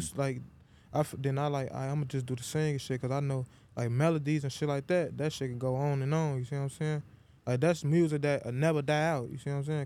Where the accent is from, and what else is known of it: Chicago, Illinois, United States; born or raised there; also born or lived in Iowa